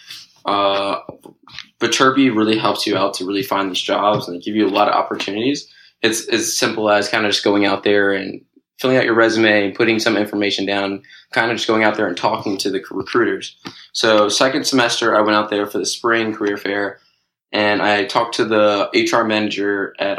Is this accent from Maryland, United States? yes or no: yes; Pikesville, Maryland, United States; moved away as an adult; now in Los Angeles, United States; I'm in LA right now, but actually I'm originally from Pikesville, Maryland